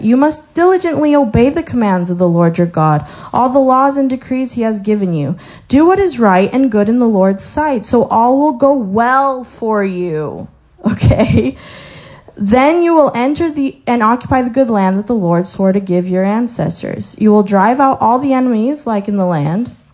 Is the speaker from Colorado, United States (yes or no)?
yes; Colorado, United States; moved away; I was born in Colorado, so I saw the mountains, like gorgeous mountains.